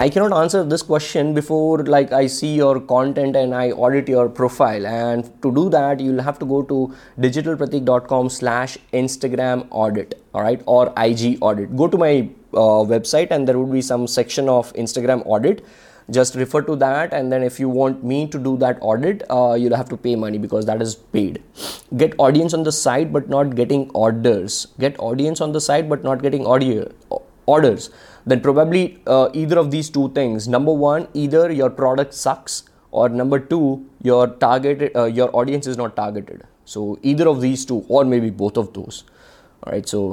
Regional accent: Ahmedabad, Gujarat, India; I am from Ahmedabad and I come from a very low class family.

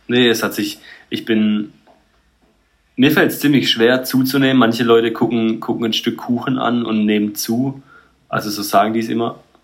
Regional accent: Heilbronn, Baden-Württemberg, Germany; ich bin in Heilbronn auch aufgewachsen

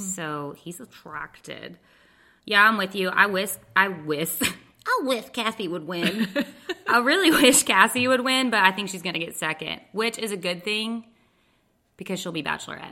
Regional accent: Texas, United States; moved away; I'm from Texas.

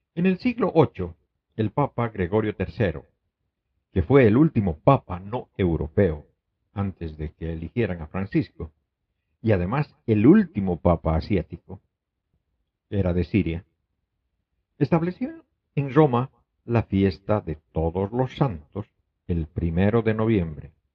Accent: Bolivia; moved away; en mi país natal, Bolivia

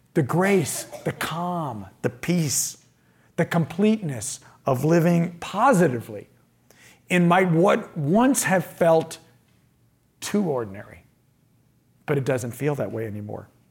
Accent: Indiana, United States; I'm from the Midwest. I'm from Indiana

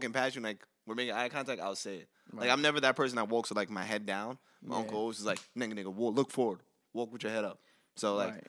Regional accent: New York, United States; I'm from New York, so

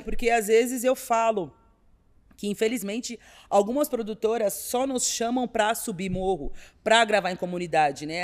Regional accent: São Paulo, Brazil; also born or lived in Taboão da Serra / Campo Limpo; ter sido nascida e criada na Vila Madalena

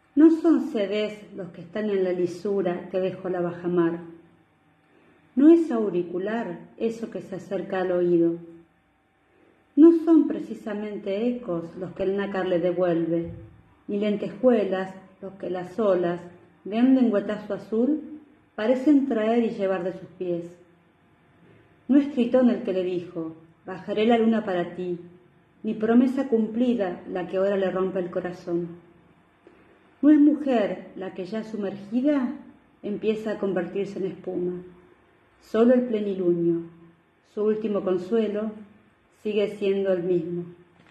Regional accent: Argentina; soy de Argentina

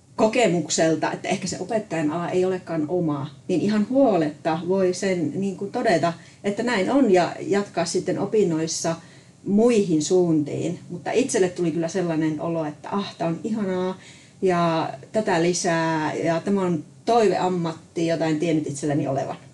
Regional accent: Sotkamo, Kainuu, Finland; Mä olen ihan syntyperäinen kainuulainen, sotkamolainen

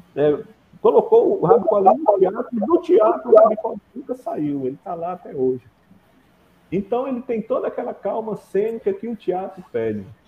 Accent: Acre, Brazil; moved away as an adult; also born or lived in Northeast Brazil; now in Cruzeiro do Sul, Brazil; Eu sou acriano

